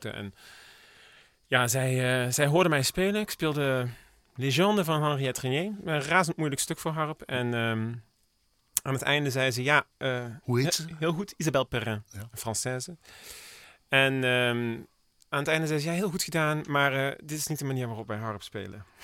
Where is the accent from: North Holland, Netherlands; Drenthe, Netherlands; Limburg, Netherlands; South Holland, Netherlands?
Limburg, Netherlands; Heerlen; born there; Geboren in Heerlen.